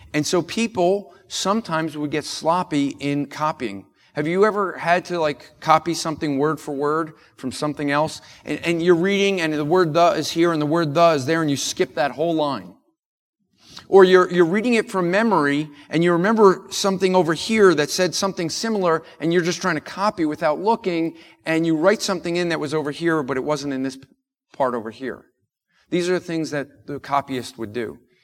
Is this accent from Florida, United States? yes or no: no; New Jersey, United States; I'm from New York, uh, and so, or from New Jersey